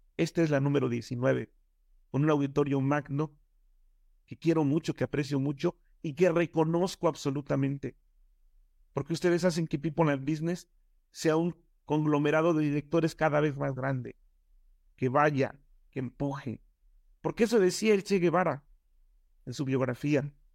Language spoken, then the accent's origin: Spanish; Nezahualcóyotl, State of Mexico, Mexico; also born or lived in Oaxaca; yo vivía en Nesa